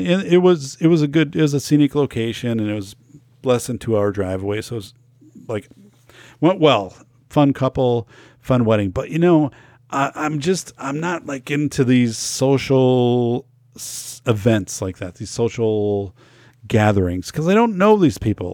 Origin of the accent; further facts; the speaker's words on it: Wisconsin, United States; Wisconsin. in my home state, 'cause I know too many people here